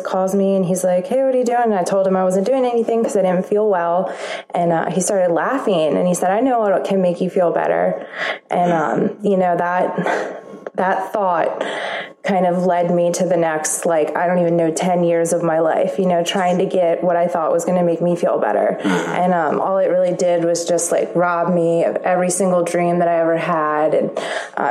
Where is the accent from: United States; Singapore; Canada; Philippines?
United States; Baltimore, Maryland; I am from Baltimore, Maryland